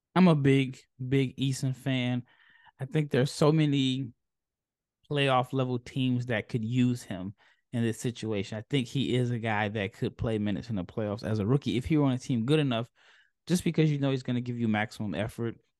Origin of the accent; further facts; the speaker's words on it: Omaha, Nebraska, United States; I'm from Omaha